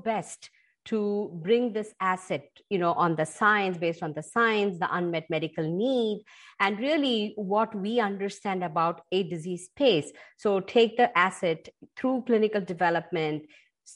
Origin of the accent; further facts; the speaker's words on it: Chennai, Tamil Nadu, India; moved away as an adult; I come from a coastal city in India called Chennai. So grew up, right on the Bay of Bengal. I did all the way up to my master's in India